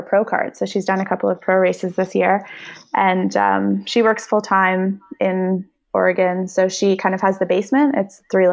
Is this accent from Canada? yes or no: yes; Canada; moved away as an adult; now in United States; I'm Canadian and need to be home for half the year